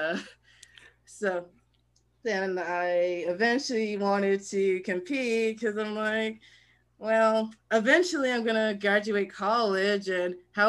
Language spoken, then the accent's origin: English; Lithonia, Georgia, United States; Lithonia, Georgia.